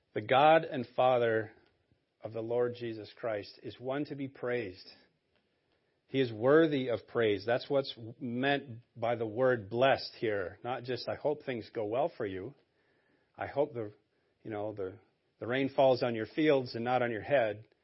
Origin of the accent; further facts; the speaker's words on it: Maine, United States; I was born and raised in Maine.